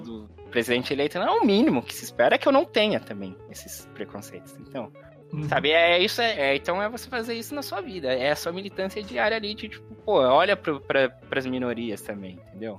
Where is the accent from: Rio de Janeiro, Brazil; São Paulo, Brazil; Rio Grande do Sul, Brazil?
São Paulo, Brazil; sou paulistano, enfim, sempre vivi aqui em São Paulo